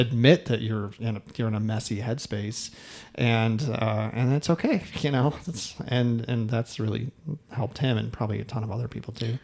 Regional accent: Midwest, United States; I'm from the Midwest

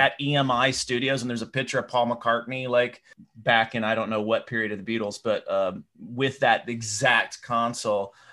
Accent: Knoxville, Tennessee, United States; I grew up in Knoxville, Tennessee

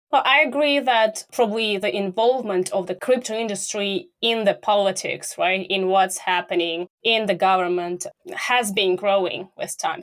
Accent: Russia; I'm from Russia

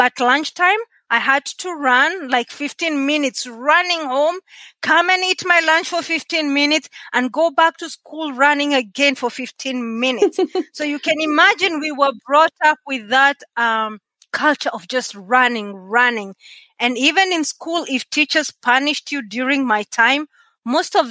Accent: Nairobi, Kenya; accent: Kenyan; moved away as an adult; also born or lived in rural Kenya; now in Canada; I was born in Nairobi, Kenya, which is the capital city. Until sometime in my high school, we ended moving to the rural areas in Kenya

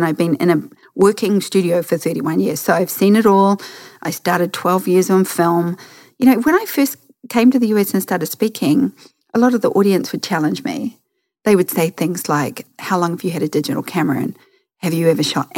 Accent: New Zealand

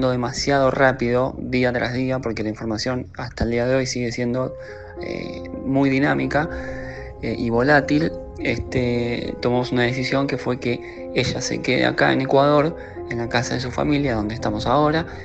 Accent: Argentina; soy de Argentina

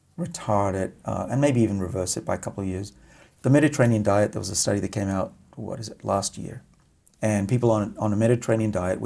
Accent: Australia; moved away; I'm Australian after all.

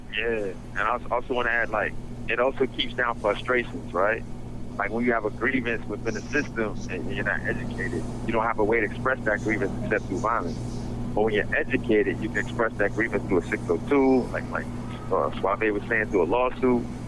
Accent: New York City, New York, United States; also born or lived in Detroit, Michigan; I grew up in Brownsville, Brooklyn

